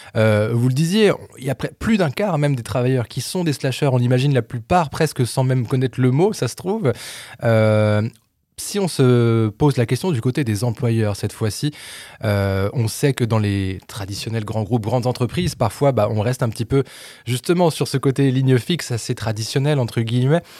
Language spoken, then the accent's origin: French; France; ici chez nous en France